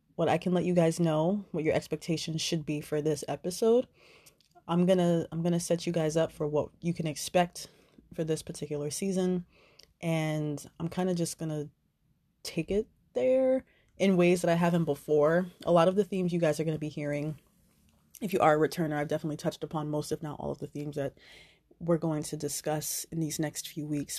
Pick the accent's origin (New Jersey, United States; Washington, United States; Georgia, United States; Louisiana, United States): New Jersey, United States; I am originally from New Jersey.